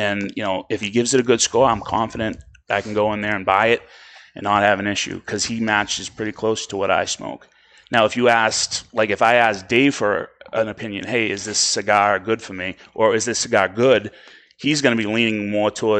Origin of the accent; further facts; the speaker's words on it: Boston, Massachusetts, United States; accent: Boston; I wonder if I have a Spanish accent, Boston accent